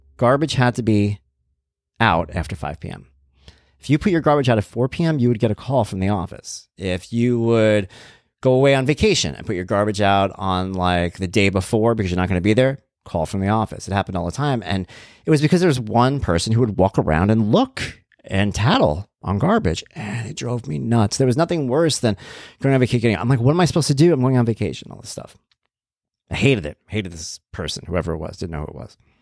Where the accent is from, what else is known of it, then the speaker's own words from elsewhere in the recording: Long Island, New York, United States; I'm from Long Island